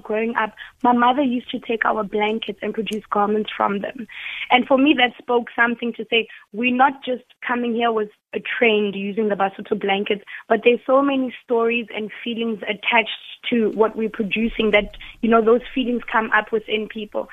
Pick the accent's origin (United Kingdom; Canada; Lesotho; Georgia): Lesotho; I was born in Lesotho.